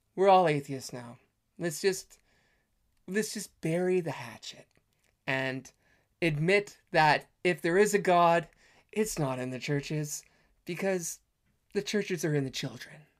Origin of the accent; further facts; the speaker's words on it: Canada; I'm Canadian